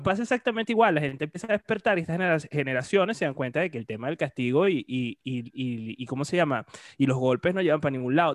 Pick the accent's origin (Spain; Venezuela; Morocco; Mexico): Venezuela; Puerto La Cruz, Anzoátegui; yo soy de Puerto la Cruz